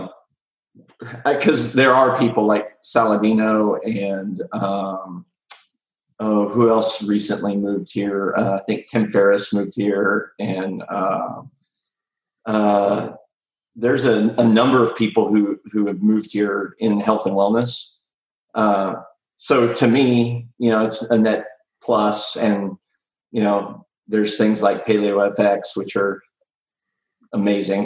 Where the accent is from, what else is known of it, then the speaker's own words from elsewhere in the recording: Austin, Texas, United States; I'm from Austin